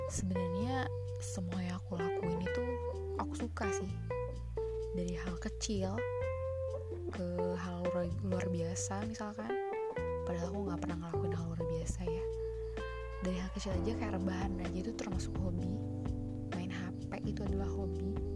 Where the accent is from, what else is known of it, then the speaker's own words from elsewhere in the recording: Sukabumi, West Java, Indonesia; Aku berasal dari kota Sukabumi.